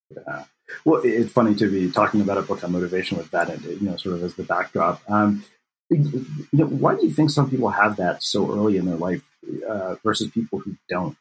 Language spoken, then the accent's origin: English; Texas, United States; born or raised there